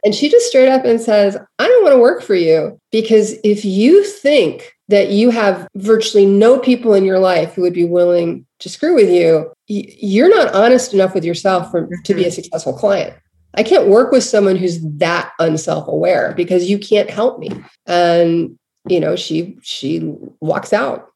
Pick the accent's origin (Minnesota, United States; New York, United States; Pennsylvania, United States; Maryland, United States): Maryland, United States; Baltimore; I grew up in Baltimore.